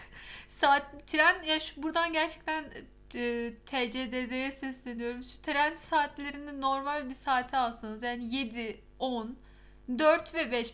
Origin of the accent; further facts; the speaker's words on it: Istanbul, Turkey; Ben İstanbullu olarak bile şu an donuyorum Ankara'da